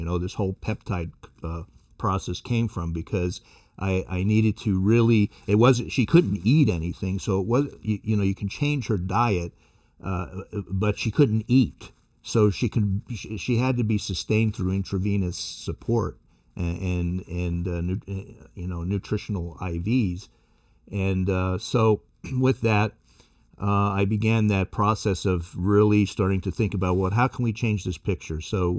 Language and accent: English; New York City, New York, United States; Well, I was born in New York City in the Bronx and to a Sicilian-Italian family. My family was actually in the seafood and wholesale business. So we had, several fish markets in the Bronx.